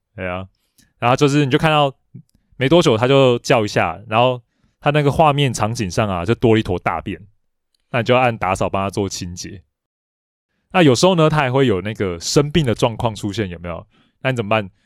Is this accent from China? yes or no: no; Taiwan; 我小时候玩的电子机，因为我是在台湾玩到嘛